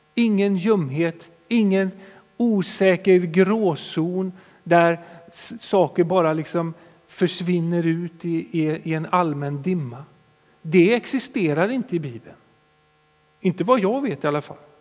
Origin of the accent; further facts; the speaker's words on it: Sweden; som svenskar